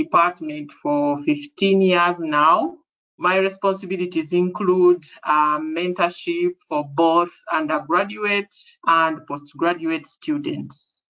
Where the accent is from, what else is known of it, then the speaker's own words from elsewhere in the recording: Kampala, Central Region, Uganda; I am from Uganda in East Africa, and East Africa is in the middle of the African continent. So I come from a town called Kampala